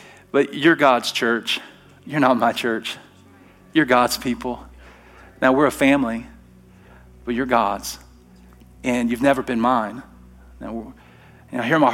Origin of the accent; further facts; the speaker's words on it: Alabama, United States; now in Treasure Valley, United States; I'm from Alabama